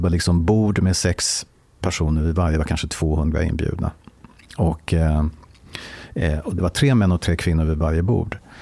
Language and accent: Swedish; Stockholm, Stockholm County, Sweden; Jag är född och uppvuxen i Stockholm